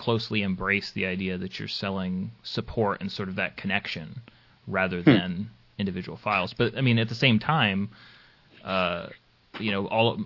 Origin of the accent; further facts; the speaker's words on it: United States; It's the American in me